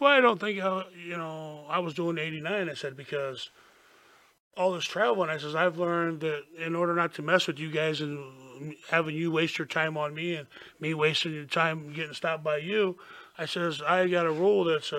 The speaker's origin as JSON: {"language": "English", "region": "Florida", "country": "United States"}